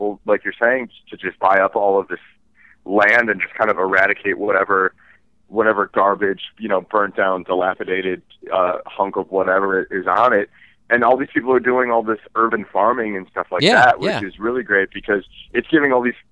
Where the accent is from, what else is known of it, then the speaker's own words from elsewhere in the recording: Redford, Michigan, United States; moved away as an adult; also born or lived in Dearborn / Detroit / Chicago; now in Los Angeles, United States; I was raised in Redford